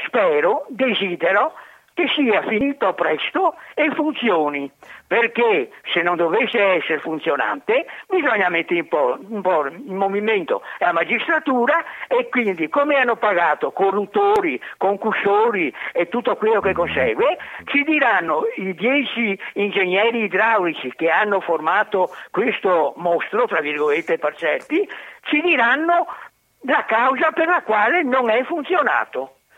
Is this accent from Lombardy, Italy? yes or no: no; Venice, Veneto, Italy; da veneziano, nato il 5 luglio 1943, ho visto 300 acque alte di tutte le misure